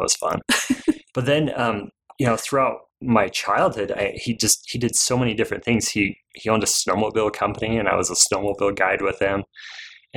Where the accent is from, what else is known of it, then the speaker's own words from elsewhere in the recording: Provo, Utah, United States; I grew up in here in Provo, just down the street